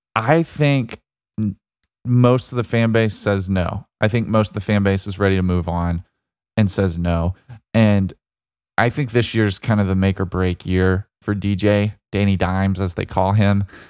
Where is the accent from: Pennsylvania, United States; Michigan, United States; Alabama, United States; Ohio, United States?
Alabama, United States; Birmingham; my home state, uh, my home city of Birmingham, Alabama